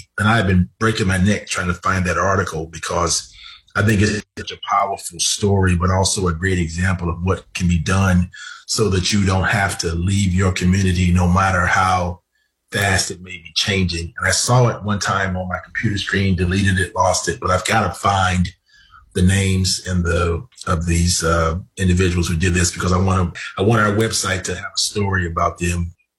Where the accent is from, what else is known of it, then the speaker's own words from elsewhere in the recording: Southeast, United States; I run a CDFI, I went to an HBC, I'm from the Southeast